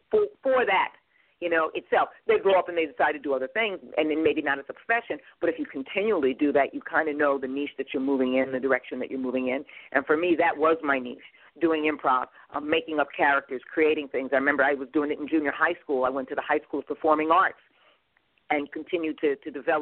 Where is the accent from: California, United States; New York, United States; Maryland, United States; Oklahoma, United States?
New York, United States; moved away as an adult; I'm from New York